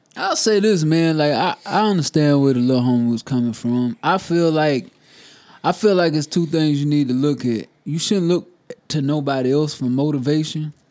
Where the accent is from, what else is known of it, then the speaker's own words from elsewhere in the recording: South Carolina, United States; Growing up in South Carolina my whole life